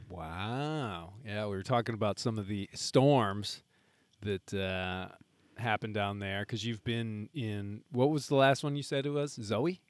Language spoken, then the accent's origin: English; Midwest, United States; being a Midwesterner